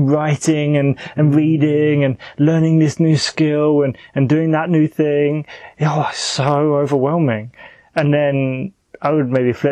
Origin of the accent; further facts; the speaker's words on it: United Kingdom; I'm a British, youngish male